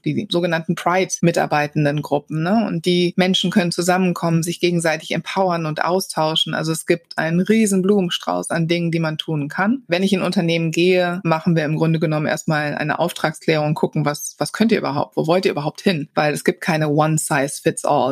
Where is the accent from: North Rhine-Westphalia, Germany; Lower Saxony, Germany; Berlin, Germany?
North Rhine-Westphalia, Germany; Wuppertal; now in Cologne, Germany; ich bin in Wuppertal geboren